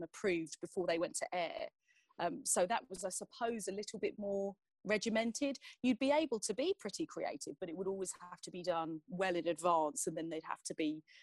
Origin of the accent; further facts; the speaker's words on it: Essex, East of England, United Kingdom; I'm fiercely passionate about Essex because it's where I'm from. It's where I live now.